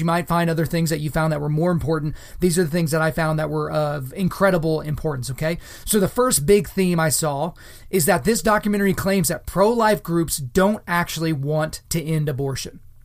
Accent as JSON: {"language": "English", "region": "Oklahoma", "country": "United States", "tie": "born or raised there", "said": "my home state, the state that I'm currently living in, the state of Oklahoma"}